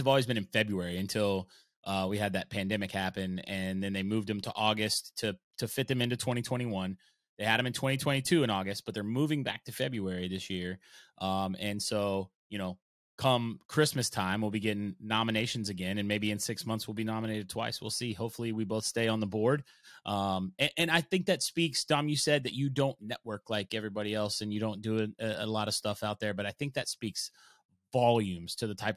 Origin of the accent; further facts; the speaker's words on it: Oklahoma, United States; I grew up in Oklahoma and my mom loved country